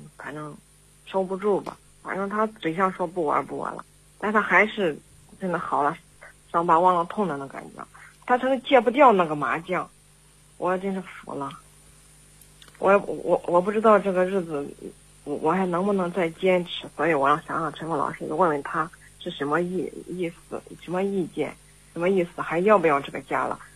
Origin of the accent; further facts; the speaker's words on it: Henan, China; 我是来自我们河南的